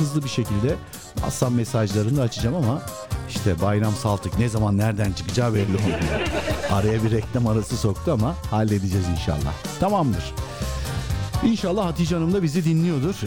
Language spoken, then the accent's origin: Turkish; Sinop, Turkey; ben Sinopluyum